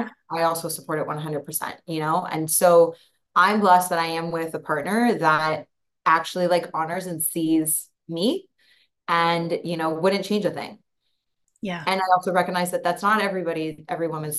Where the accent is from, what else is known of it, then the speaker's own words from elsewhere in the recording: just outside of Toronto, Ontario, Canada; moved away as an adult; also born or lived in Hawaii; now in Costa Rica; I'm from Toronto, just outside of Toronto originally.